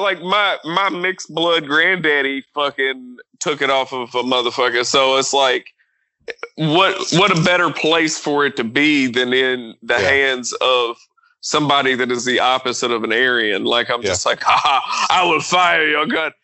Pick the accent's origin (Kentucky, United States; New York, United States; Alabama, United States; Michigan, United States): Kentucky, United States; I'm from Kentucky